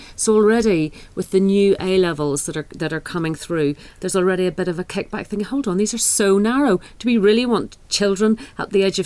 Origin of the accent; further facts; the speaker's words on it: Northern Ireland, United Kingdom; I'm from Northern Ireland, where there's a very different system